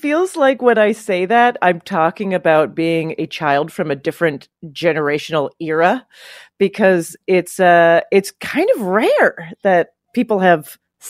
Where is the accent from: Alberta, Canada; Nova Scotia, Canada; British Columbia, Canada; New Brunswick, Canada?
Alberta, Canada; Calgary; moved away as an adult; also born or lived in Toronto; now in New York, United States; I grew up in Calgary, Alberta, Canada